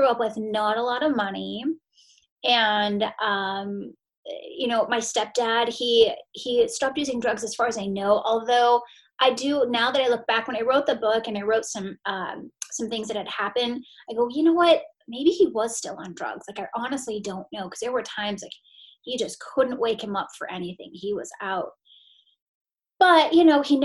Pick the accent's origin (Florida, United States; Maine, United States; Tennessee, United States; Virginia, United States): Maine, United States; I grew up in Maine